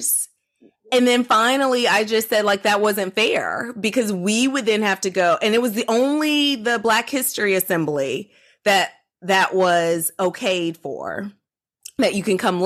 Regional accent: Georgia, United States; I grew up in the South. I grew up in Georgia

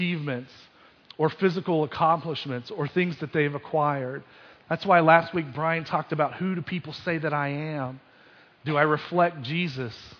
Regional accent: Kentucky, United States; growing up in Kentucky

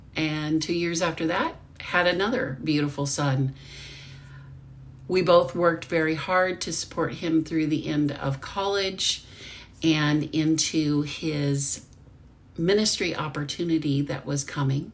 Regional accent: Arkansas, United States; moved away as an adult; Growing up in Arkansas

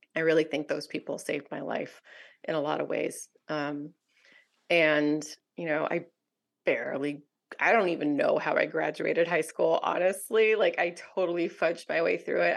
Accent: Southern California, United States; I was raised in Southern California, mostly by my single mom

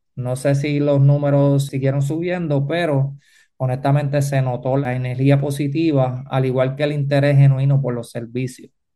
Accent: Manatí, Puerto Rico; Yo pues vengo de Manatí

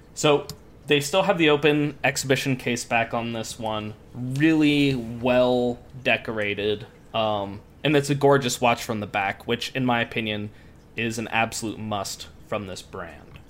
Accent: Midwest, United States; also born or lived in Scotland; I grew up in the Midwest

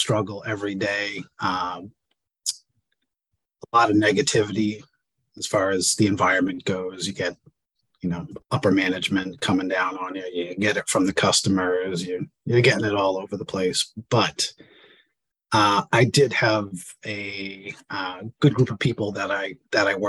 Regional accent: Leominster, Massachusetts, United States; Born and raised in Leominster, Massachusetts

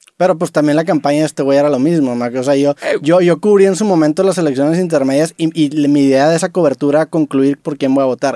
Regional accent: Mexico; vengo desde México

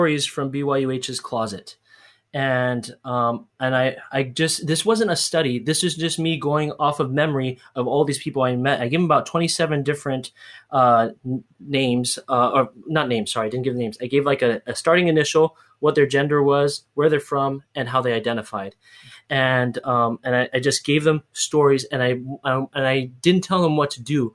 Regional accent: United States; moved away as an adult; now in Hawaii, United States; I'm Hawaiian, and I grew up in the mainland and I lived in Hawaii

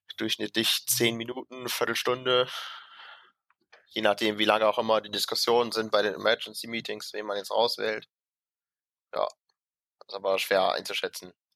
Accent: Mönchengladbach, North Rhine-Westphalia, Germany; wir haben ja in Rheindalen immer, äh, wo ich herkomme, montagsabends immer eine Leitungsrunde

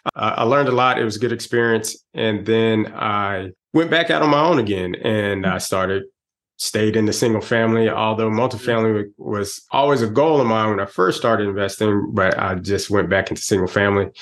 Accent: Texas, United States; moved away as an adult; now in Atlanta, United States; I'm originally from Texas, but I've been in the Atlanta area for 27 mm-hmm. years now. I came out here for mm-hmm. college

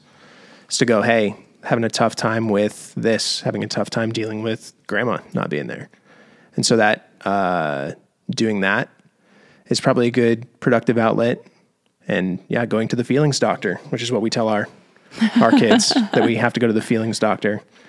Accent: the South, United States; I grew up in the Bible Belt, where I was taught you'll get pregnant just by having sex.

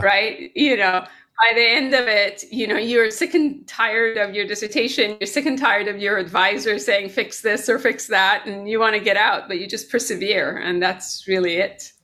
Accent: Tehran, Tehran Province, Iran; now in United States; I was born here, but predominantly I grew up in Tehran, Iran

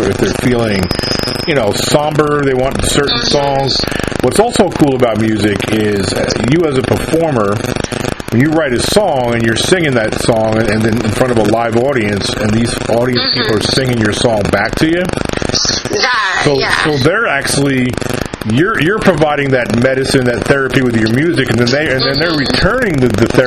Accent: New York, United States; moved away as an adult; now in southern Mississippi, United States; I'm from New York, though. I was born and raised in New York

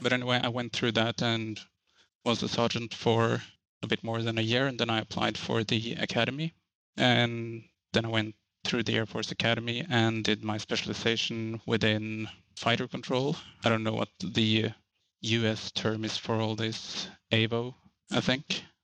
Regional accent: Trondheim, Trøndelag, Norway; English is a second language; from third or fourth biggest city in Norway. They're called the Trondheim

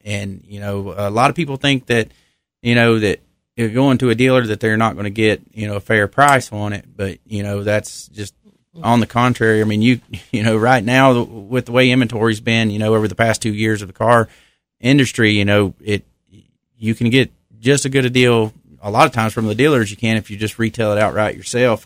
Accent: Millers Creek, North Carolina, United States; originally from Wilkes County. I grew up in Miller's Creek, so, you know, just down sixteen

